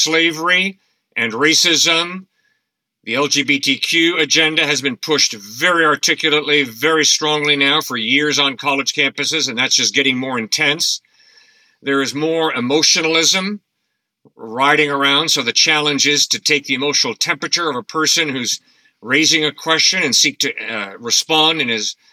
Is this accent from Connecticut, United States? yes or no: yes; New Canaan, Connecticut, United States; I grew up in New Canaan, and my wife and I built a log home on my parents' property 36 years ago